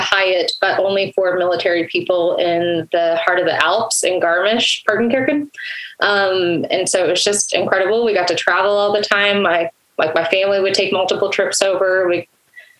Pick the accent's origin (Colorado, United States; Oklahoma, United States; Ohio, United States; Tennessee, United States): Oklahoma, United States; Edmond; also born or lived in Germany; I was born in Oklahoma City. Grew up in Edmond, went to OSU